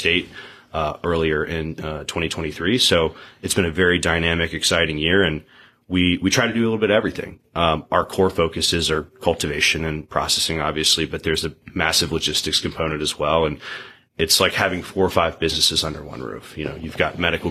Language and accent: English; Ridgeland, Mississippi, United States; also born or lived in Jackson, Mississippi / New Haven, Connecticut / New York City / Boston; I'm from Jackson, grew up in Ridgeland, and spent my whole life here